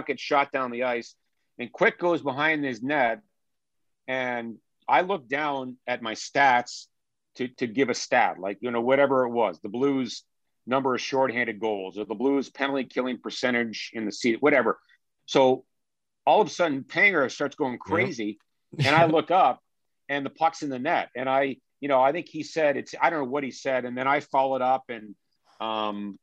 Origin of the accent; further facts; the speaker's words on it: Ottawa, Ontario, Canada; now in St. Louis, United States; I was born and bred in Ottawa, Ontario.